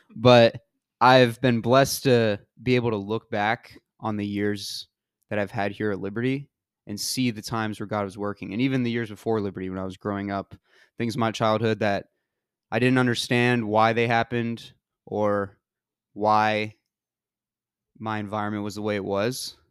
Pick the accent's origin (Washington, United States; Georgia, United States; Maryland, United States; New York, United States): Georgia, United States; moved away; I'm from Georgia.